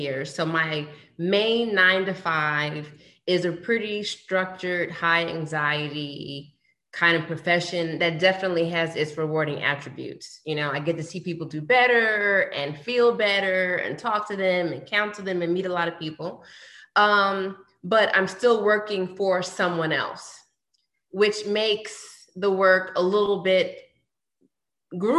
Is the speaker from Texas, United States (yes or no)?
no; New York, United States; also born or lived in Washington, D.C.; now in Atlanta, United States; I went to the Mecca and I'm in Atlanta and I'm from New York